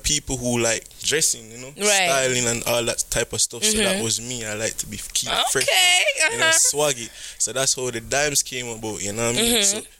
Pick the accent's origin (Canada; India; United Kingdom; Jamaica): Jamaica; Kingston; moved away as an adult; now in United States; I'm from Kingston, Jamaica, you know, I was born there, went to school, primary school, high school. I never went to college in Jamaica, because that period, during when I was 21, I came to America and stuff.